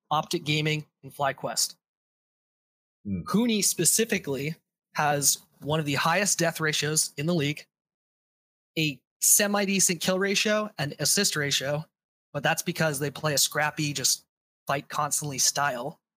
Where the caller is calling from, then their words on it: Santa Barbara, California, United States; I'm coming from Santa Barbara, California.